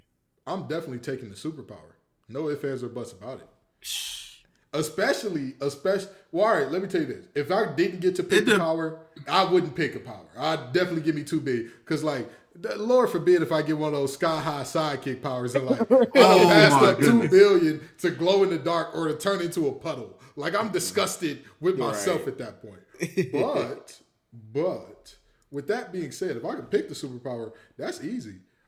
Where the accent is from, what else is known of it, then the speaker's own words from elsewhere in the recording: Detroit, Michigan, United States; moved away; ever since I moved away from Detroit, I realized I didn't know how bad of a rap Detroit had outside of Detroit, right? So, like... coming to North Carolina, people assume that it is the worst place.